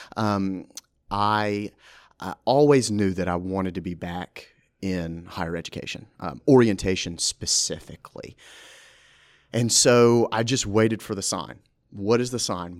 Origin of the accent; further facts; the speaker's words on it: Brandon, Mississippi, United States; moved away as an adult; now in Ruston, United States; I'm originally from Brandon, Mississippi. I was born and raised there